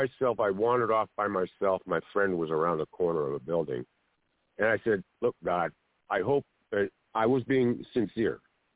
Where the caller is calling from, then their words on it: Harbor area, Southern California, United States; I'm calling from the Harbor area in Southern California.